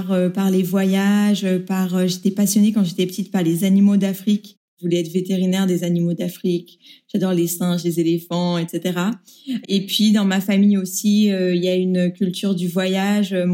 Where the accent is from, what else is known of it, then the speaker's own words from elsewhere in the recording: Paris, Île-de-France, France; moved away as an adult; also born or lived in Buenos Aires, Argentina; now in Berlin, Germany; 28 ans, je viens de Paris. Je suis née et j'ai été élevée euh, dans le 15e arrondissement de Paris.